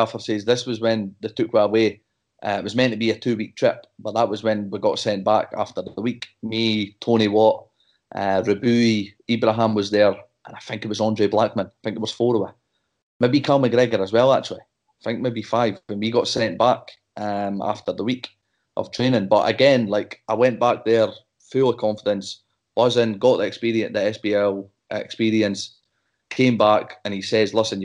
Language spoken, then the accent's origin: English; Dundee, Scotland, United Kingdom; It's my hometown team